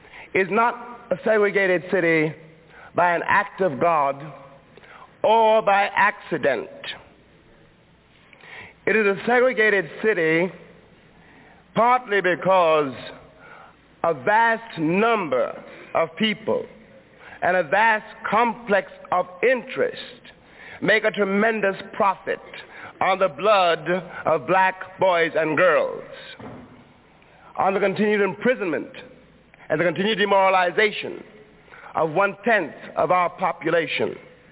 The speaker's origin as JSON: {"language": "English", "town": "New York City", "region": "New York", "country": "United States", "tie": "born or raised there"}